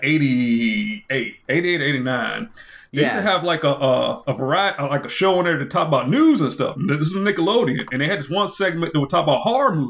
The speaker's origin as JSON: {"language": "English", "region": "Maryland", "country": "United States", "tie": "born or raised there", "moved": "yes", "said": "I grew up in Maryland when I was younger"}